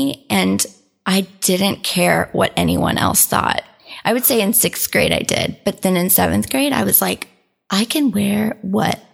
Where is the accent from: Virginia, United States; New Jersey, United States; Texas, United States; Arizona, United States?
Texas, United States; Houston; moved away as an adult; also born or lived in St. Louis, Missouri; now in Oklahoma City, United States; I was born and raised in Houston